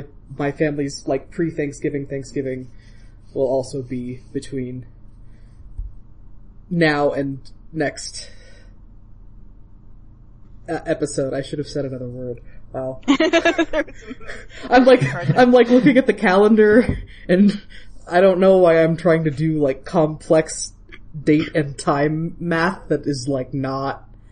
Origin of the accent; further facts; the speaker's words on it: Iowa, United States; now in Colorado, United States; Iowa, I grew up in Iowa